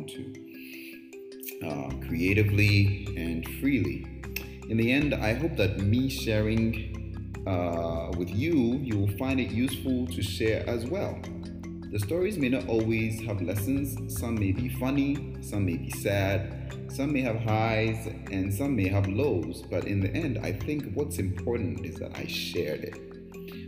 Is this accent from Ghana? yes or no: yes; Ghana; moved away; also born or lived in Brooklyn; I was born and raised in Ghana